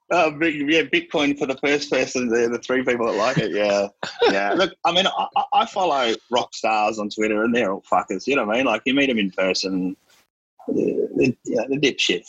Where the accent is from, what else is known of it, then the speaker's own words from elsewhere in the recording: Melbourne, Victoria, Australia; I was raised in Melbourne